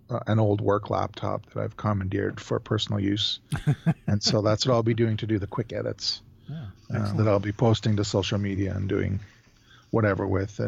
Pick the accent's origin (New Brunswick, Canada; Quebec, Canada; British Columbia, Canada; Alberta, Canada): Alberta, Canada; Calgary; I'm from Calgary, Alberta, Canada.